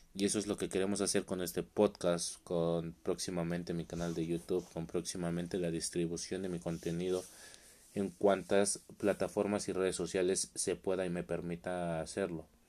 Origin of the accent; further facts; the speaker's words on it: Mexico; soy de México